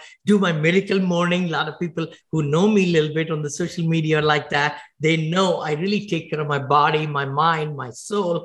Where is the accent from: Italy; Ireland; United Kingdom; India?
India; now in United States; When I grew up in India